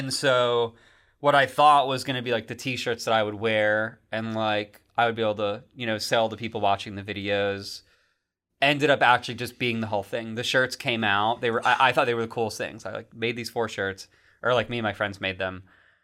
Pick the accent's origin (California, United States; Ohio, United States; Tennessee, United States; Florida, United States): Florida, United States; West Palm Beach; now in Orlando, United States; Palm Beach, West Palm Beach